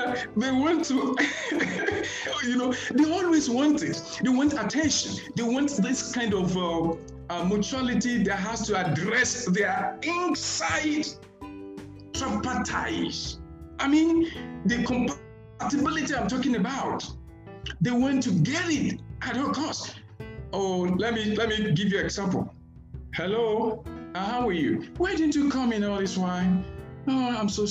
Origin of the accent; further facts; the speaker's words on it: Nigeria; I am a Nigerian